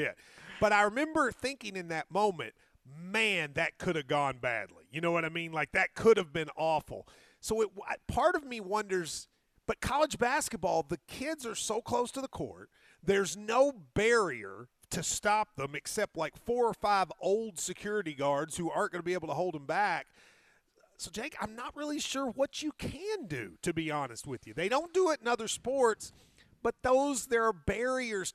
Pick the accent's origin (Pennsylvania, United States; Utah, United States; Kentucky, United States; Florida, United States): Kentucky, United States; I'm from Kentucky